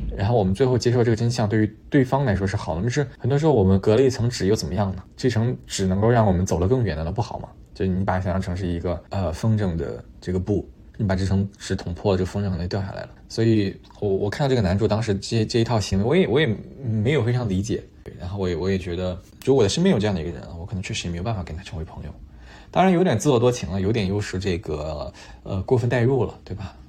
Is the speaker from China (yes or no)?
yes; China; moved away as an adult; also born or lived in Montreal, Canada; 我们中国人玩这套玩得很好